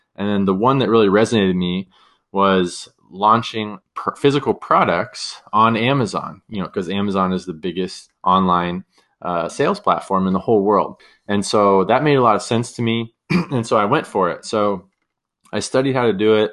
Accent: San Diego, California, United States; also born or lived in San Luis Obispo, California / San Francisco, California; I'm from San Diego, California. Grew up down here, beautiful place to live

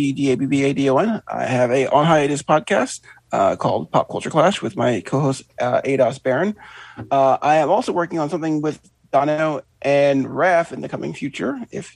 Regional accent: Philadelphia, Pennsylvania, United States; I'm from Philadelphia

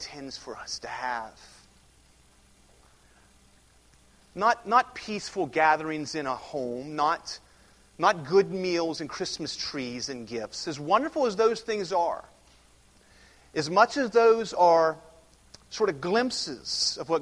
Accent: United States

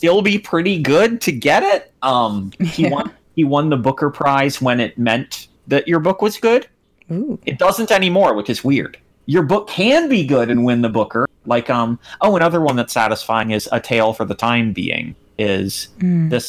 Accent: United Kingdom; I'm British and I live on a boat ass name.

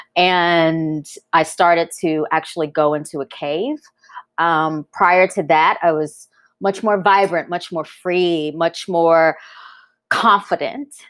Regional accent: North Louisiana, United States; growing up in Louisiana, exposed, uh, 'cause I grew up in a college town

